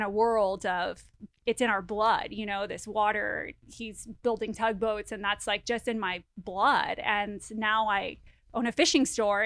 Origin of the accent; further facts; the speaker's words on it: Miami, Florida, United States; I grew up in Miami